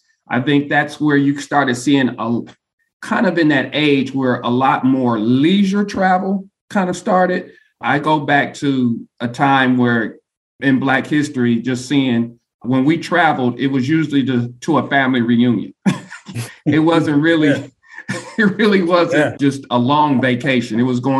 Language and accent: English; Ohio, United States; I'm originally from Ohio.